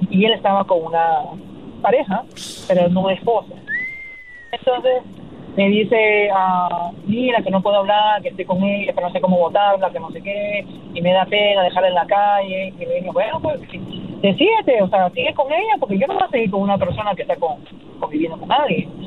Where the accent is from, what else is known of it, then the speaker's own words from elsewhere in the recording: Peru; Mira, sí, Caleta, mira, Magali Medina, yo soy peruana, Magali Medina es la urraca, es una eh, presentadora de Perú.